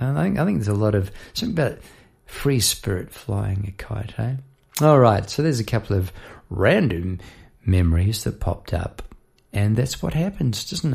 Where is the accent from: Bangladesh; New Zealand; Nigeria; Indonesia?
New Zealand; Palmerston North, Manawatū-Whanganui; moved away as an adult; now in Melbourne, Australia; I now live in Melbourne, Australia. I've been over here for 20-odd years. But I grew up in New Zealand in Palmerston North